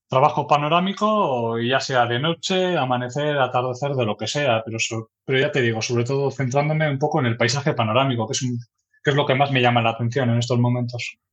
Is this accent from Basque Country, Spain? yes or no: yes; Erandio, Basque Country, Spain; also born or lived in Santurtzi; yo soy de Erandio, un pueblo que está aquí en Vizcaya. Nací allí y la verdad que desde entonces pues siempre he estado por aquí